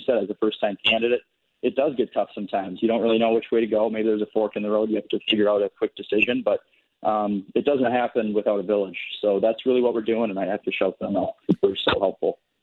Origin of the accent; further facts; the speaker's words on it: White Bear Lake, Minnesota, United States; I grew up here in White Lake. I'm a sixth generation here in the district.